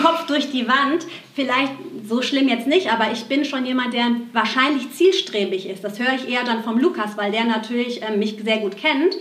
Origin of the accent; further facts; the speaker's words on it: Aschaffenburg, Bavaria, Germany; geboren in Aschaffenburg, in so einer ganz kleinen Ortschaft in Bayern